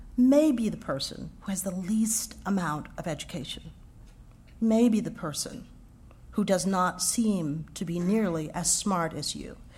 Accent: Houston, Texas, United States; moved away as an adult; I grew up in Texas.

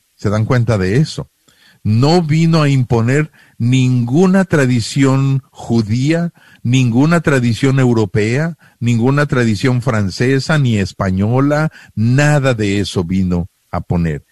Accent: Mexico; moved away; yo soy mexicano, yo vengo con toda mi cultura mexicana

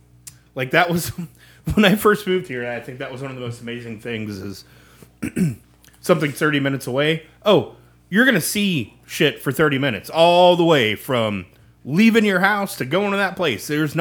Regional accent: Kansas, United States; Well, it's my home

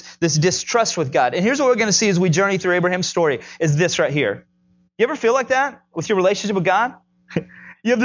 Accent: Tennessee, United States; I'm from Tennessee

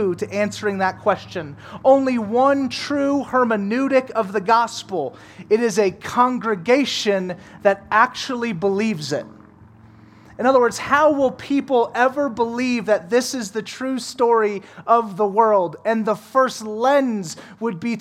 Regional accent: New Orleans, Louisiana, United States; moved away; I'm from New Orleans

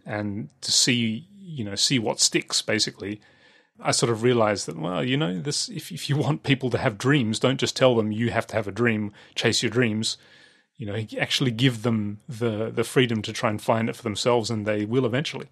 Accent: Australia; when I was growing up in Australia

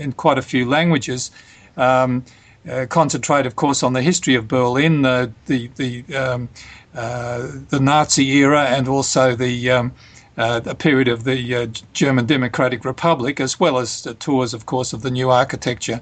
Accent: Australia; as an Australian

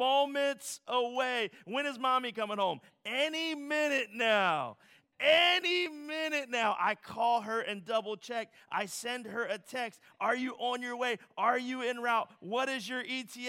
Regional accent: Philadelphia, Pennsylvania, United States; As a Philadelphian

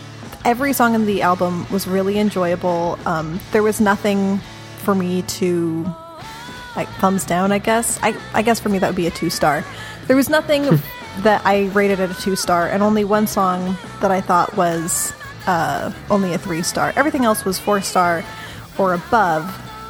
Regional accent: Portland, United States; Yay, pretentious music. I'm from Portland.

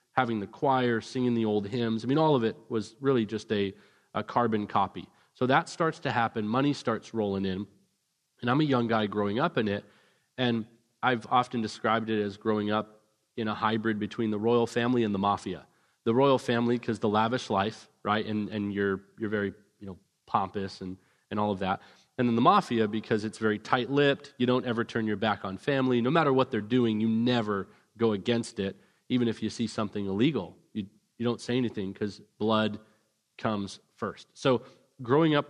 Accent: Vancouver, British Columbia, Canada; moved away; also born or lived in Orange County, California; I grew up in Vancouver, British Columbia

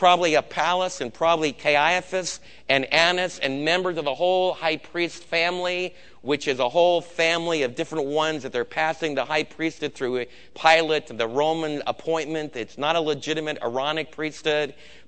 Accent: New Jersey, United States; now in Texas, United States; where I was raised in New Jersey

